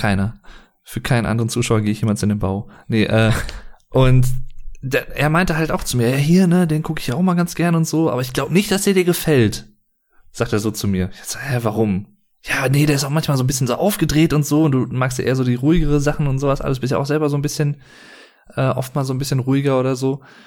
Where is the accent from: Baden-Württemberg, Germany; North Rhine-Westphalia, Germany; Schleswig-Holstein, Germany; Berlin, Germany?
North Rhine-Westphalia, Germany; Sauerland; ich bin jetzt aus dem Sauerland, ist jetzt nicht ganz Ruhrpott, aber so Rand vom Ruhrgebiet